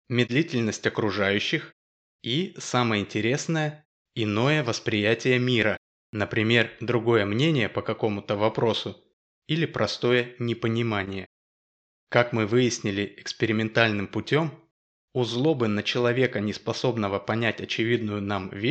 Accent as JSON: {"language": "Russian", "region": "Moscow", "country": "Russia", "said": "Ну и как полагается раздражителю, конечно же, я из Москвы."}